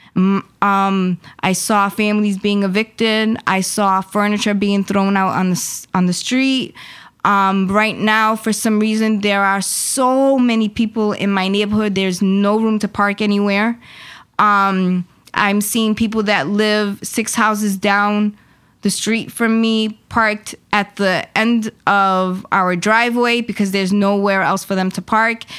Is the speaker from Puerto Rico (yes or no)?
yes; Mayagüez, Puerto Rico; now in Worcester, United States; I am originally from Puerto Rico. I was born in Mayagüez, Puerto Rico.